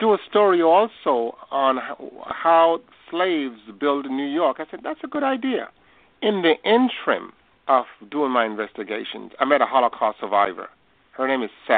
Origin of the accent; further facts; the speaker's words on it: Bethel Town, Westmoreland, Jamaica; moved away; I was born in Bethel Town, Westmoreland, in the hills